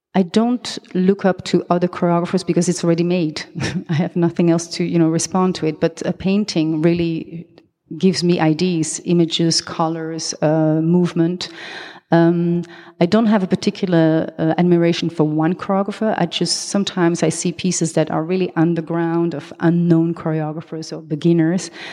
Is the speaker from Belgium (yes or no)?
yes; Belgium; accent: French; first language French; English is a second language; also born or lived in Colombia; now in Amsterdam, Netherlands; I am half Belgian, half Colombian. Therefore, I have this, uh, Latin name. But my mother tongue is French. That's the accent you hear.